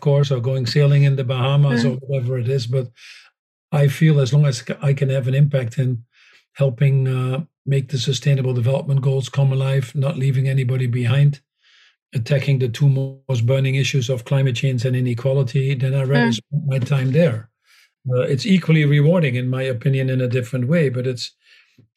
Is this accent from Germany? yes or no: no; Netherlands; moved away; that I was born in the Netherlands